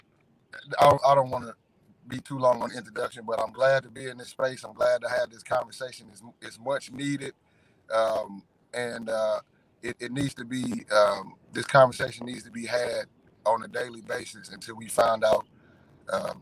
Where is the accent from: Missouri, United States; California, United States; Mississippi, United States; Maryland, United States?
Missouri, United States; St. Louis; I'm born and raised in St. Louis. I'm a Hyde Park product, North St. Louis